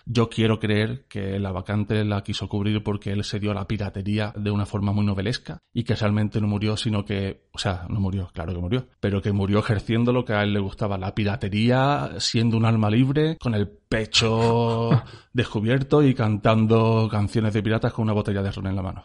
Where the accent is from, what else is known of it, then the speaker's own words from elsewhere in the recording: Cádiz, Andalusia, Spain; Yo soy de Cádiz